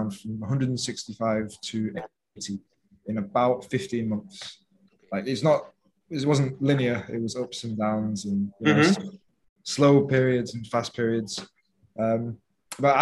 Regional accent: England, United Kingdom; moved away as an adult; now in Phuket, Thailand; I'm from England, 26 years old, and right now I'm living in Thailand, Phuket

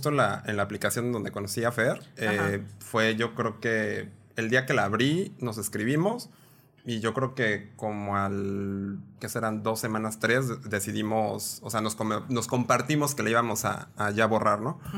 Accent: Mexico City, Mexico; moved away as an adult; now in Mexicali, Mexico; De Ciudad de México, orgullosamente chilango ex... Eh, me trabé horrible. Chilango exportado.

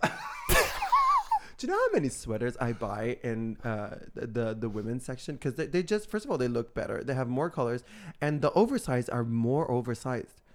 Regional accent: Italy; born or raised there; moved away

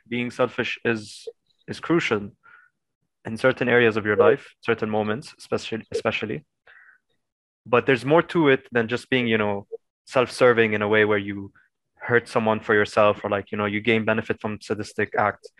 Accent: Lebanon; being a Lebanese, with a Lebanese passport

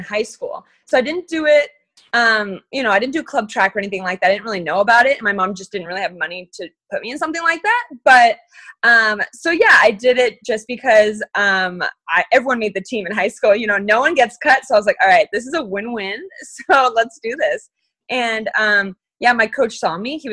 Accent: Phoenix, Arizona, United States; born or raised there; also born or lived in Missoula, Montana

